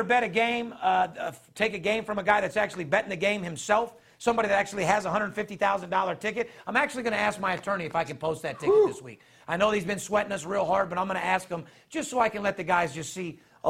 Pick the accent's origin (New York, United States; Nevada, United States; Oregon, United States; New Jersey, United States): Nevada, United States; Las Vegas; I love being born and raised in Las Vegas.